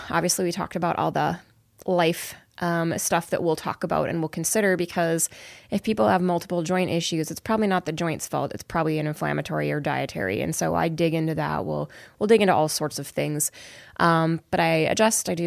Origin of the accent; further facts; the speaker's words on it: Barnesville, Minnesota, United States; also born or lived in Chanhassen, Minnesota; I'm from Barnesville